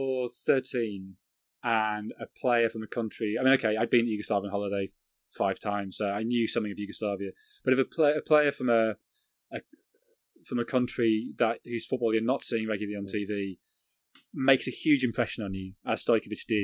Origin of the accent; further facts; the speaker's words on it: England, United Kingdom; also born or lived in Sunderland; being English